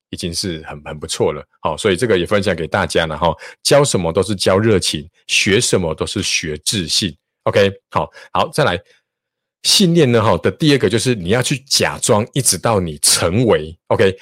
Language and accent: Chinese; Taichung, Taiwan; 我是台中人，哈，我念台中一中